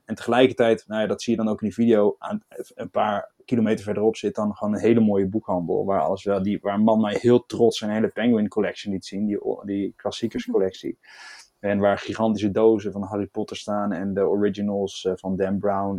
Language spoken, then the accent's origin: Dutch; Netherlands